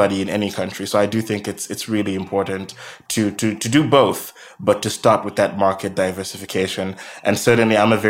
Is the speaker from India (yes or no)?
no; Malawi; now in United Kingdom; I'm originally from Malawi, right next to Tanzania